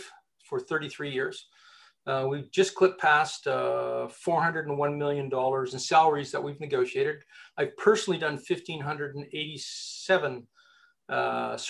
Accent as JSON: {"language": "English", "country": "Canada", "said": "I'm Canadian"}